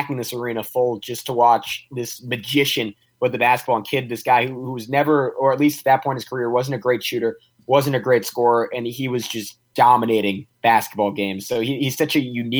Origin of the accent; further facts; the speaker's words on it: New York area, United States; I grew up in the New York area